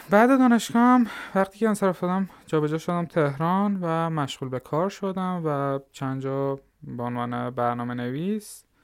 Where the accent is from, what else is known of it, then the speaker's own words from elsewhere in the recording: Lar, Fars, Iran; born there; همطور که خودتون هم گفتید متولد سال 76 توی استان فارس به دنیا اومدم حالا دقیق رو بخوام بگم شهرستان لار لارستان